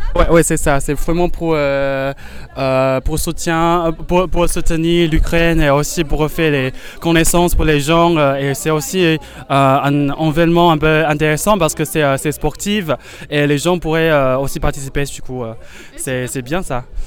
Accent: Taiwan; moved away; Je viens de Taïwan.

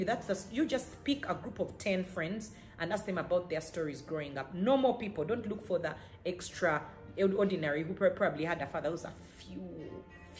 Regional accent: Uganda; I come from Uganda, East Africa, Africa

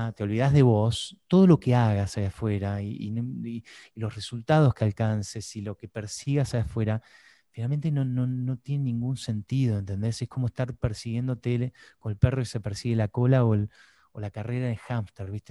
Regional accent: Buenos Aires, Argentina; siendo argentino, porteño

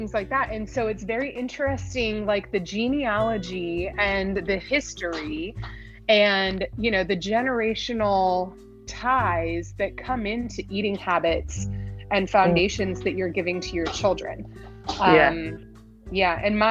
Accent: Galveston, Texas, United States; now in Maryland, United States; I'm in Maryland. Currently, but I was raised in Texas

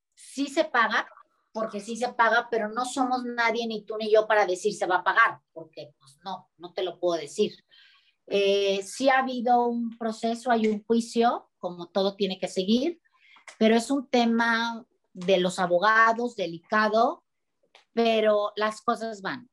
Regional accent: Mexico; los mexicanos somos gente muy humana y muy unida

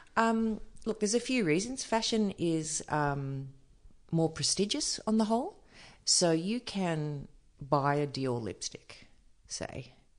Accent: Byron Bay, New South Wales, Australia; I grew up just outside of Byron

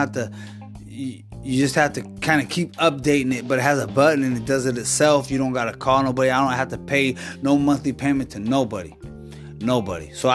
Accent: Washington, United States; moved away as an adult; also born or lived in Alaska; now in California, United States; Born and raised in Washington

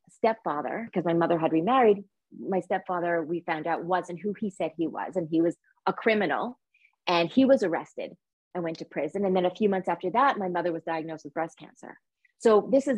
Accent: Montreal, Quebec, Canada; I was born in Montreal, Quebec, Canada

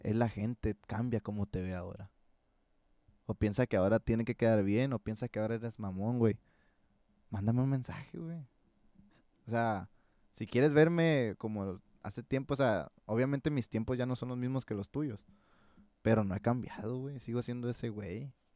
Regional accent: Sinaloa, Mexico; el crecer y ver todos los surcos de maíz, güey. ¿Quién chingados en Sinaloa no ha visto un surco de maíz?

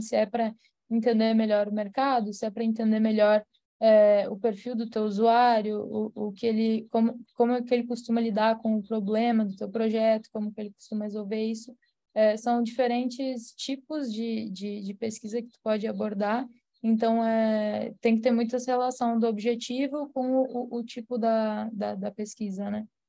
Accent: Rio Grande do Sul, Brazil; eu sou de, de São Paulo no Rio Grande do Sul

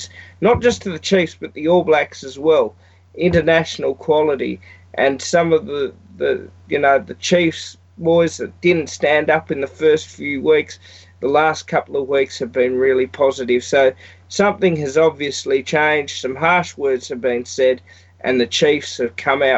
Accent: Australia; I'm Australian

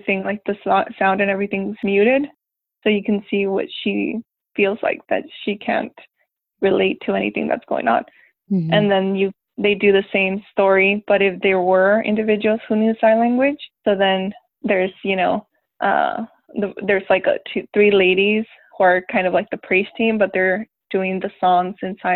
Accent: United States; also born or lived in Mexico; I was born in Mexico and raised here in the States, but I live 15 minutes away from the border

